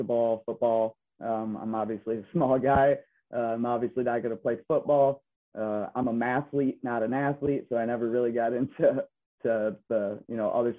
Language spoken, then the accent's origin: English; Belding, Michigan, United States; I'm originally from Michigan, the Grand Rapids area, from a small town, Belding, Greenville area, within Kent and Ionia County.